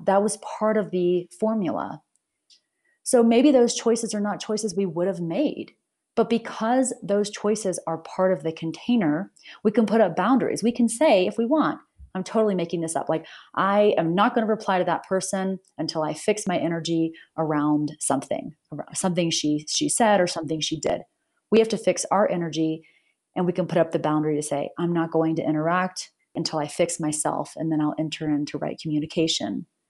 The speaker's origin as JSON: {"language": "English", "country": "United States", "said": "I'm I'm American, I'm from the U S"}